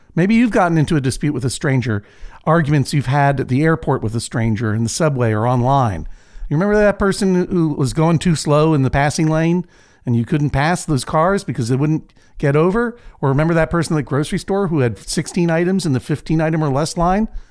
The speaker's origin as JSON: {"language": "English", "town": "Boston", "region": "Massachusetts", "country": "United States", "tie": "born or raised there", "moved": "yes", "lives_now": "Portland, United States", "said": "my hometown, sort of, of Boston, Massachusetts"}